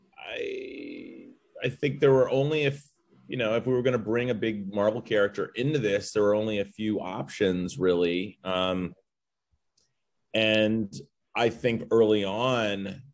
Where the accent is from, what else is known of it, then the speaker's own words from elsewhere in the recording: Los Angeles, California, United States; I grew up near Westwood